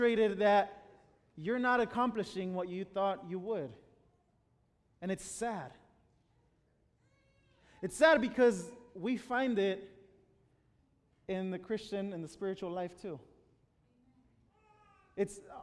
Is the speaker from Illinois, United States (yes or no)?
yes; Chicago, Illinois, United States; English is a second language; moved away as an adult; now in Washington, United States; I'm originally from Chicago. My parents live in Chicago